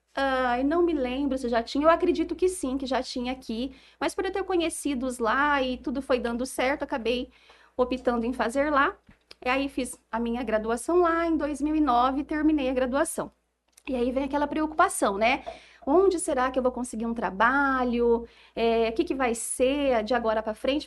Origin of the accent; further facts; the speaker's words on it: Jales, São Paulo, Brazil; aqui em Jales ainda, que é a cidade né, da minha família, a cidade onde eu cresci